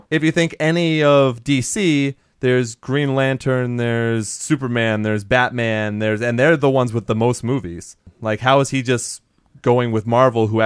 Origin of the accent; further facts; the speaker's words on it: Germany; I grew up in Germany, that's probably why.